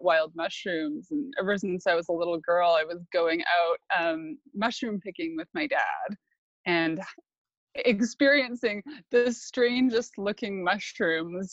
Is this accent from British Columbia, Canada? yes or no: yes; Sunshine Coast, British Columbia, Canada; I grew up in a farmhouse on the Sunshine Coast